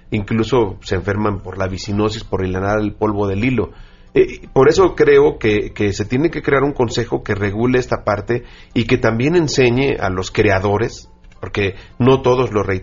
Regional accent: Mexico; seamos o no seamos indígenas, seamos o no seamos de Oaxaca, somos mexicanos

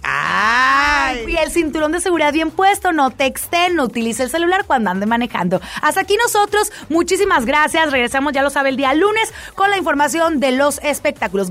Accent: Monterrey, Nuevo León, Mexico; soy regia

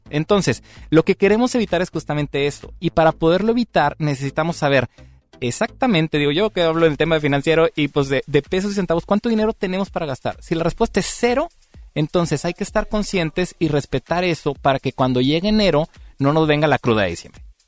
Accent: Mexico; aquí como mexicanos

